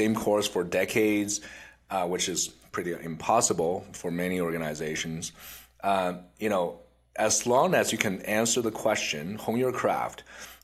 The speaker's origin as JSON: {"language": "English", "town": "Vaasa", "region": "Ostrobothnia", "country": "Finland", "tie": "born or raised there", "moved": "yes", "lives_now": "Canada", "said": "I grew up in Finland"}